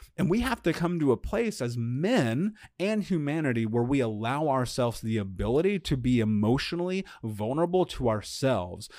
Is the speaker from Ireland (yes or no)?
no; United States